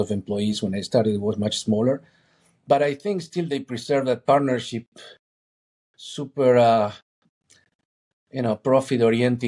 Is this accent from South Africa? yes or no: no; Argentina; moved away; I'm originally from Argentina